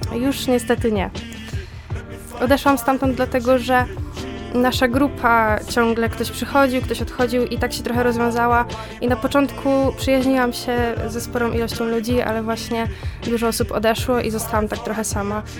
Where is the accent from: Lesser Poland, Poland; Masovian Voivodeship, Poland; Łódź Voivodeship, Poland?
Łódź Voivodeship, Poland; Zduńska Wola; ja pochodzę ze Zduńskiej Woli